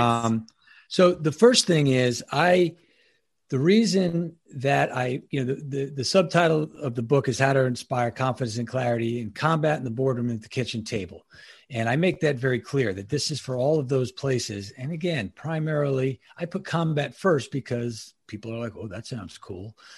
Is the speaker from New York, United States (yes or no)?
yes; Long Island, New York, United States; moved away as an adult; also born or lived in Annapolis, Maryland; now in Ocean City, United States; I'm originally from New York. I'm um, uh, Long Island, New York, born and bred